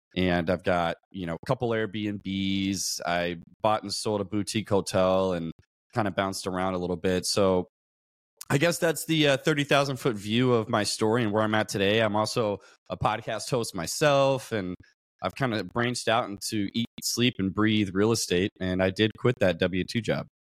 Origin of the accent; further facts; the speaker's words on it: Louisville, Kentucky, United States; moved away as an adult; now in San Diego, United States; I grew up in Louisville, Kentucky. Um, came out to San Diego, California, where I'm at now, in about two thousand eleven, because I joined the Navy